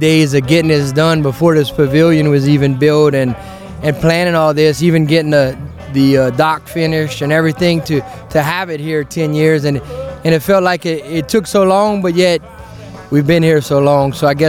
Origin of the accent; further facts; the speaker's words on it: Erath, Louisiana, United States; I'm from Erath, Louisiana. But I have family here in Delcom.